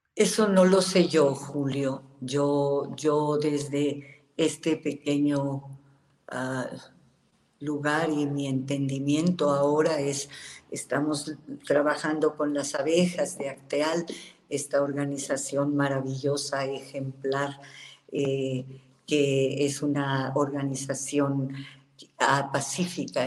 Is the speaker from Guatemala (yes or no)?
no; Mexico; somos los mexicanos